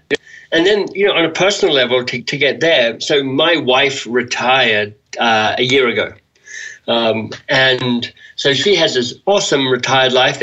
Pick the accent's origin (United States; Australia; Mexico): Australia; I'm an Australian male